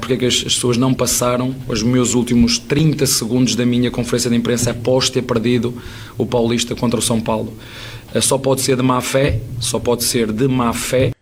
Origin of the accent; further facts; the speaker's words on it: Portugal; accent: European Portuguese; moved away as an adult; now in Brazil; O meu português é diferente